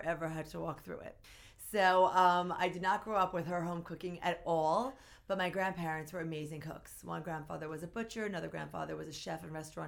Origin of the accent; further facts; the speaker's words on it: Philadelphia, Pennsylvania, United States; moved away; also born or lived in Queens, New York; I grew up in Philadelphia